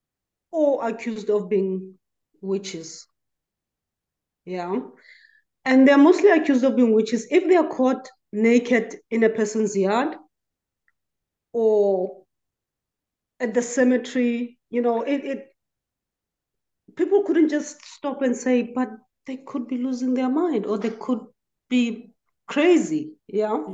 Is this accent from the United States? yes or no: no; South Africa; I'm from South Africa.